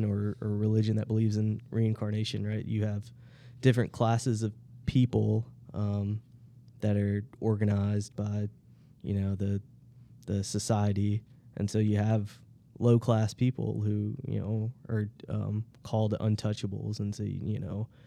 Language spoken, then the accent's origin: English; Georgia, Tennessee and Mississippi, the South, United States; I was born in Georgia, so I've always been a Southerner